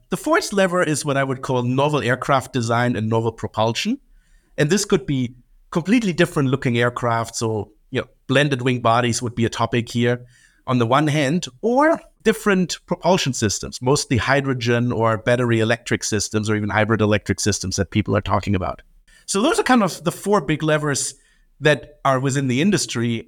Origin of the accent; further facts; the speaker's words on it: Germany; moved away as an adult; I grew up in Germany in an aviation family